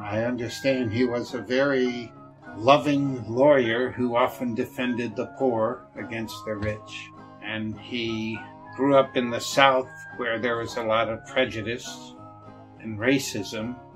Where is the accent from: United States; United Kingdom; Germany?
Germany; I'm more of a beer person growing up in Germany.